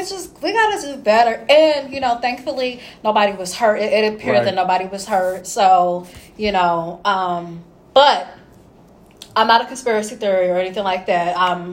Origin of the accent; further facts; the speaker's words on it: Indianapolis, Indiana, United States; I'm from Indy.